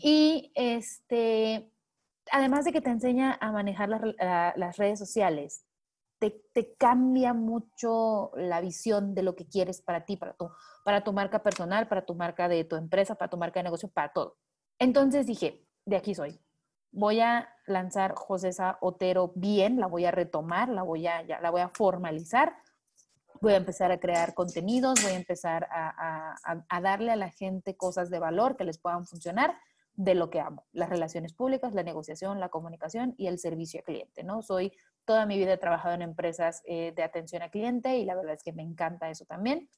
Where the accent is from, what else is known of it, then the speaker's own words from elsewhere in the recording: Manzanillo, Colima, Mexico; now in Mexico City, Mexico; soy originaria de Manzanillo, Colima